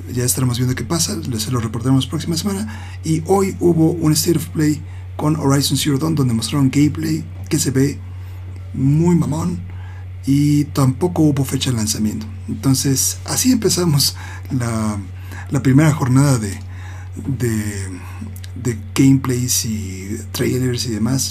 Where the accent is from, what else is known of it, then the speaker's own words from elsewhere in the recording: Mexico City, Mexico; soy el único del DF que le va al Pachuca